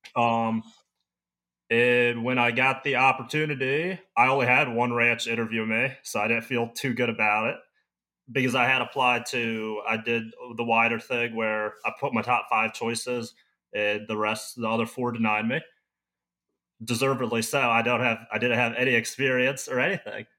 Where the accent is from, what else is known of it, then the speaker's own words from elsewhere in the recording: Maryland, United States; moved away as an adult; also born or lived in Nebraska; now in Montana, United States; I grew up in Maryland.